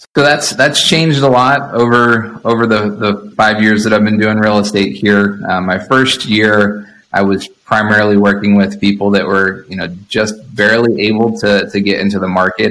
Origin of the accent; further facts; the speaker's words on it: Ohio, United States; also born or lived in Boston / abroad; now in Monterey, United States; I grew up in Ohio and then lived in Boston and lived out of the country for, for around six years.